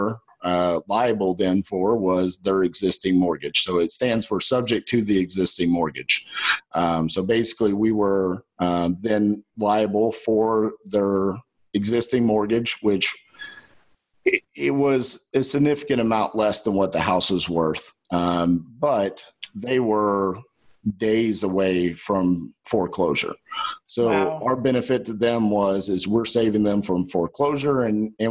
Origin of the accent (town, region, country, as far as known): Texas, United States; accent: Texan